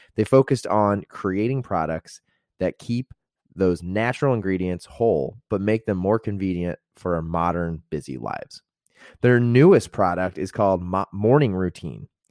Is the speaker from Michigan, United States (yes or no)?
no; Indiana, United States; I grew up in Indiana